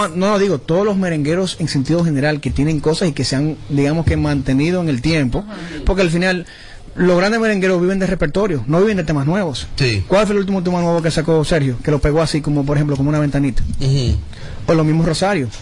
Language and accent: Spanish; Dominican Republic; como dominicano